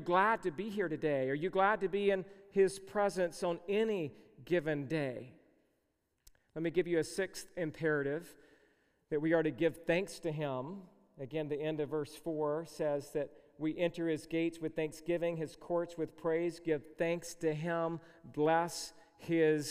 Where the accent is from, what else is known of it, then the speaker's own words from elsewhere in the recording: Georgia, United States; where I grew up in the South, I was born and raised in Georgia